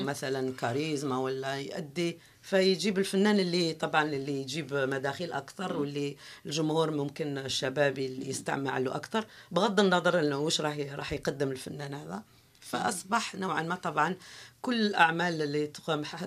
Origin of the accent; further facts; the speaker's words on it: Algiers, Algiers Province, Algeria; first language Kabyle; Arabic is a second language; مسقط راسي كان بالعاصمه